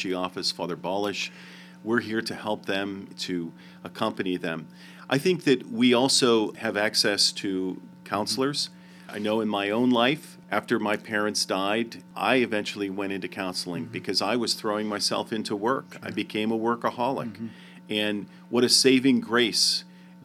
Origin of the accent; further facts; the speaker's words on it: Pennsylvania, United States; I grew up in Pennsylvania where there's state inspections